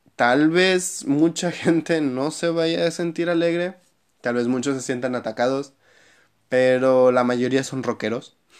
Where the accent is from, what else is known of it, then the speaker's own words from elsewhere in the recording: Mexico; soy mexicano